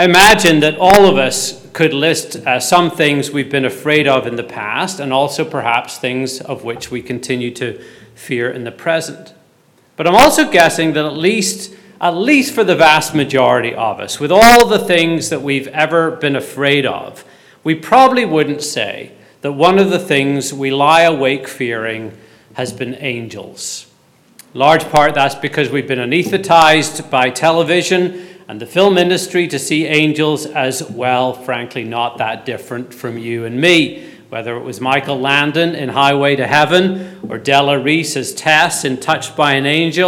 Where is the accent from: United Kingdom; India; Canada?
United Kingdom; Belfast, Northern Ireland; Growing up in Belfast during the Troubles, if I missed the school bus, I had to walk up this road called Duncairn Gardens